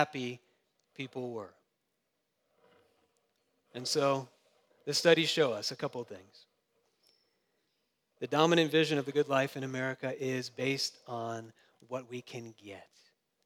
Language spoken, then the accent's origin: English; Jacksonville, Florida, United States; I grew up in Jacksonville, and that's kind of the South